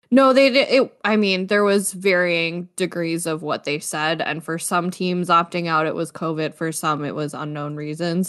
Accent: Niagara region, Ontario, Canada; I'm from the Niagara region

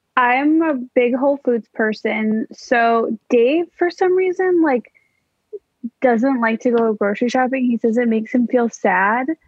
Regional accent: Skokie, Illinois, United States; my hometown, Skokie, Illinois

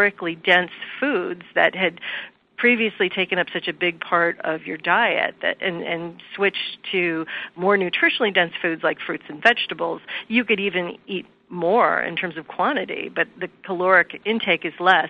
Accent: Midwest, United States; We grew up eating meat three times a day. I'm from the Midwest

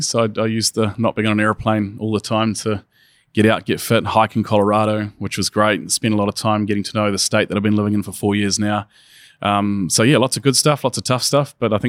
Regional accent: New Zealand; I'm originally from New Zealand, and we watched them go into lockdown and sort of eradicate the virus and then go back.

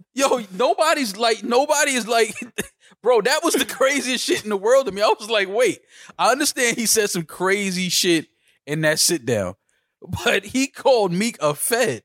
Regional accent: New York City, New York, United States; as a New Yorker

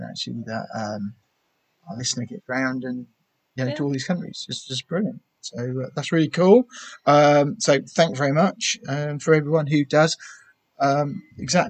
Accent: Bungay, East of England, United Kingdom; I come from Bungie

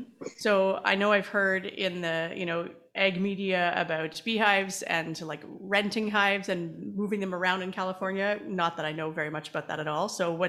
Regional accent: Canada; I'm Canadian

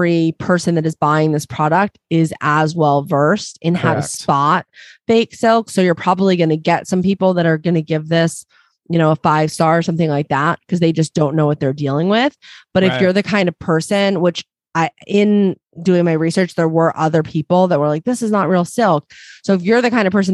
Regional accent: New Jersey, United States; I'm from Jersey

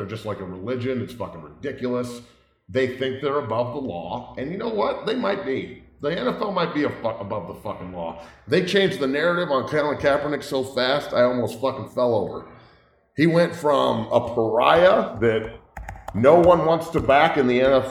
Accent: Santa Cruz, California, United States; moved away; also born or lived in Boulder, Colorado; I'm from Santa Cruz, California, and then Boulder, Colorado. I grew up in a trailer on a ranch, blue collar.

